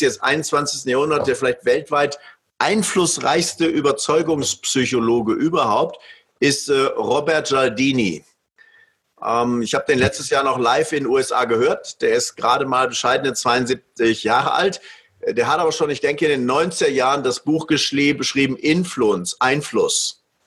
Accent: Switzerland; hier bei uns in der Schweiz

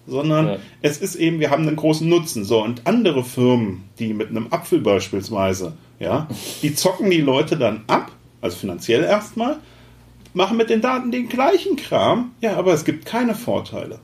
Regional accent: Hesse, Germany; ich komme ja aus Hessen

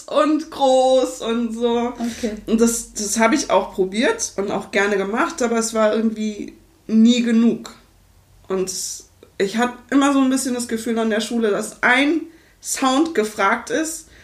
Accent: Berlin, Germany; moved away as an adult; also born or lived in Freiburg; Ich komme aus Berlin ursprünglich

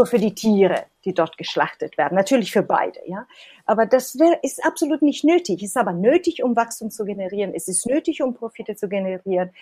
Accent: Italy; Ich bin Italienerin

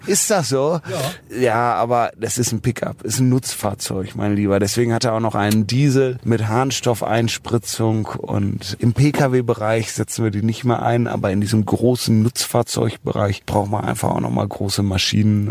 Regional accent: Cologne, North Rhine-Westphalia, Germany; als Kölner

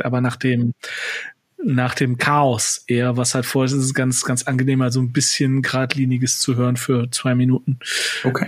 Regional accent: Cologne, North Rhine-Westphalia, Germany; Köln, ist, Köln ist meine Heimat

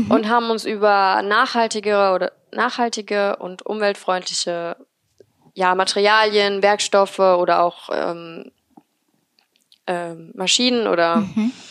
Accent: Remscheid, North Rhine-Westphalia, Germany; Also wie schon gesagt … Ich bin 23 und komme hier aus Remscheid.

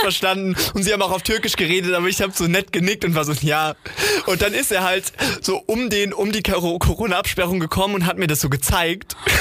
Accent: Sauerland, North Rhine-Westphalia, Germany; Wir haben ja letztes Mal schon über meine Heimat gesprochen, das geliebte Sauerland

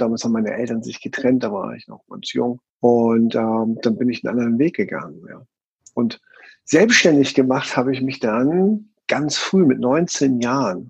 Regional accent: Hamburg, Germany; now in Switzerland; geboren in Hamburg

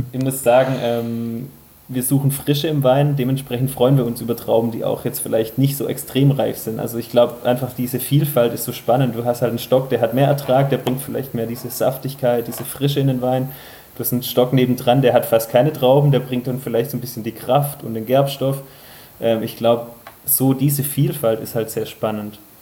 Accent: Remstal, Baden-Württemberg, Germany; moved away as an adult; now in Württembergisches Unterland, Germany; ich bin ja gebürtiger Remstäler

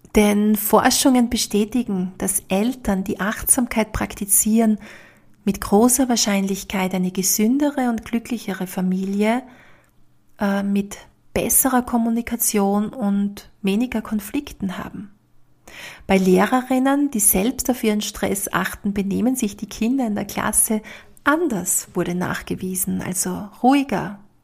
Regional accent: Austria; bei uns in Österreich

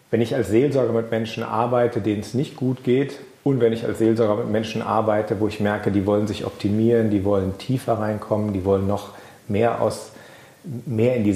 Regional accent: Germany; Bei uns in Deutschland

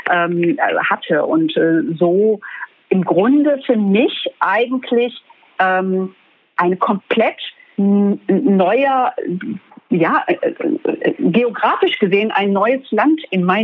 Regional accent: Duisburg, North Rhine-Westphalia, Germany; Ich war in meiner Heimatstadt Duisburg, in der ich aufgewachsen bin

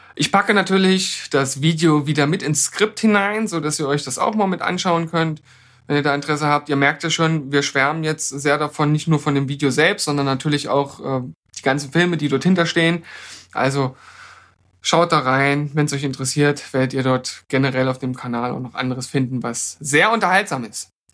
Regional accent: Germany; wir als Deutsche

